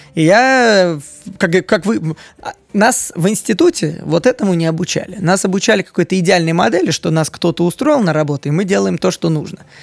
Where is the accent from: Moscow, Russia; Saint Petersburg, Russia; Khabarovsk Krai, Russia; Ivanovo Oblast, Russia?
Moscow, Russia; мне 30 лет, я коренной москвич